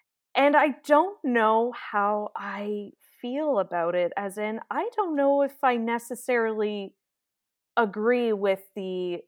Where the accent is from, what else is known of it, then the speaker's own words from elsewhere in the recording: Ireland; an Irish accent always gets me. I don't know if it's just because I'm Irish